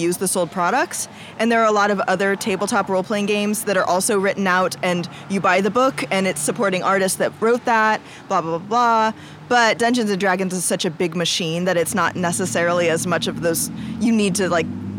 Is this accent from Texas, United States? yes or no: no; Belton, Missouri, United States; I grew up in Belton, Missouri